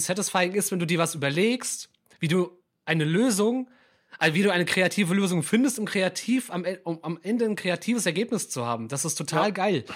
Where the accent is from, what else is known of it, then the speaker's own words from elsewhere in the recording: Mainz, Rhineland-Palatinate, Germany; ich als gebürtiger Mainzer